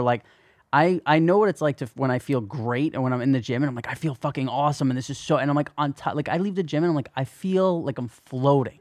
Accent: New Jersey, United States; growing up in New Jersey

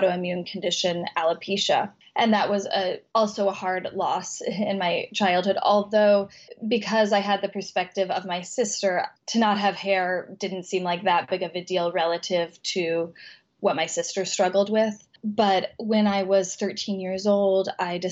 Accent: Colorado, United States; moved away; my childhood in Colorado

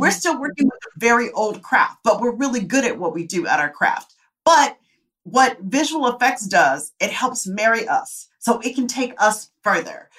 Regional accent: Tempe, Arizona, United States; moved away; I come from Tempe, Arizona

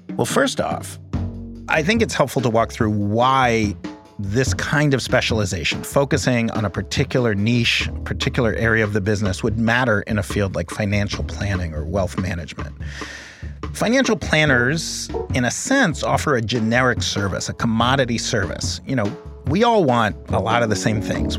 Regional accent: New York City, New York, United States; I grew up in Manhattan, in New York City.

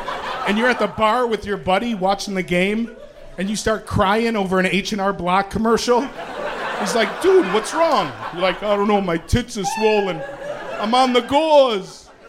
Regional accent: Chicago, Illinois, United States; I'm from Chicago.

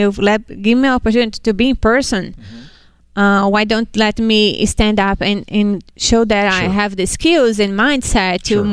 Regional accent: Hudson, Massachusetts, United States; Hudson, Massachusetts

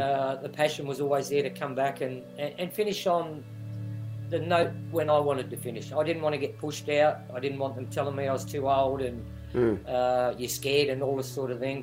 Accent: Lower Hutt, Wellington, New Zealand; moved away as an adult; now in Australia; I was born in Wellington, Lower Hutt

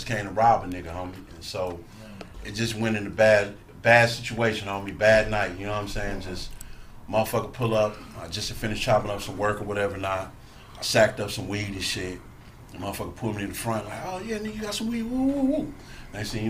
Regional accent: Compton, California, United States; I'm from Compton

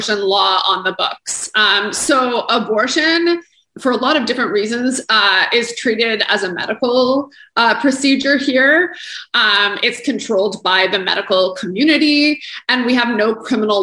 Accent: Canada; as a Canadian

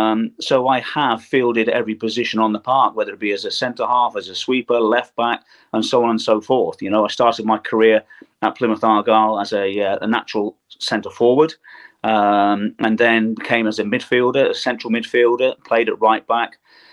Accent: Germany; born there; You know, I was born in West Germany.

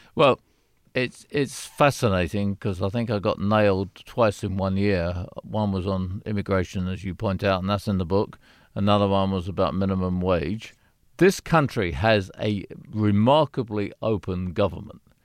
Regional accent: United Kingdom; now in United States; I'm British.

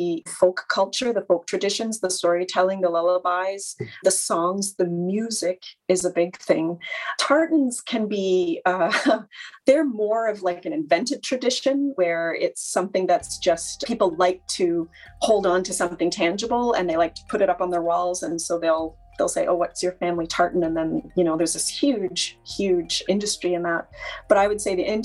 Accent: Canada; now in Nova Scotia, Canada; as a Canadian living in Nova Scotia

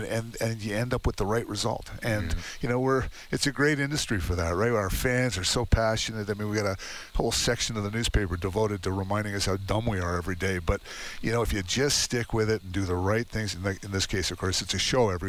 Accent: Toronto, Ontario, Canada; moved away as an adult; also born or lived in Saskatchewan / Hinton, Alberta; I'm actually originally born and raised in Toronto, but I went to school in Saskatchewan.

